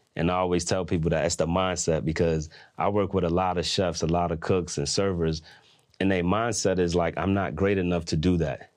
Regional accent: New York, United States; I'm from New York

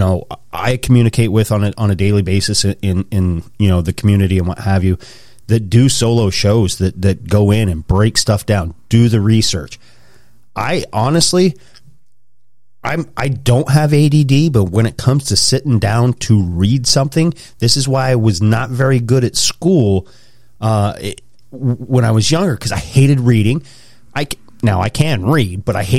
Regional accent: Pennsylvania, United States; also born or lived in Wyoming / Idaho; I was born in Wyoming, grew up in Idaho till I was 10. Then we moved out here to Pennsylvania

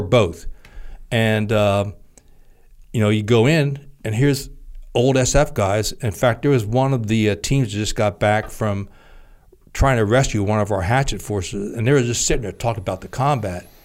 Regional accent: Trenton, New Jersey, United States; I grew up in Trenton, New Jersey

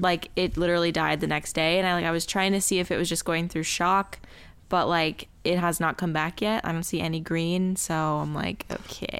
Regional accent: Tucson, Arizona, United States; growing up in Tucson with rattlesnakes

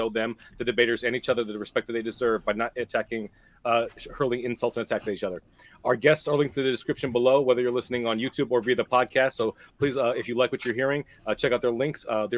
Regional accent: Ohio, United States; I'm from Ohio.

